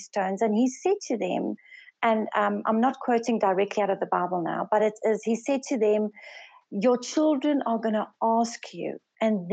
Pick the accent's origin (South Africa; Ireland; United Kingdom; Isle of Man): South Africa; first language Afrikaans; English is a second language; also born or lived in Swaziland; I'm from South Africa, and I work with my husband in Swaziland, and I'm the second eldest of five daughters. I'm actually Afrikaans speaking, but English is my second language